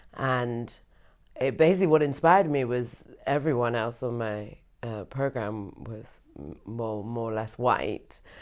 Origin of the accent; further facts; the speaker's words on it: United Kingdom; now in Berlin, Germany; I am British and I am also half white.